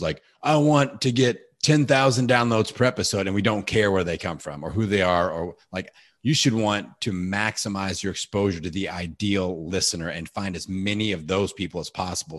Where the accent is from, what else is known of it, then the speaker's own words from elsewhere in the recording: Bloomington, Indiana, United States; my hometown of Bloomington, Indiana.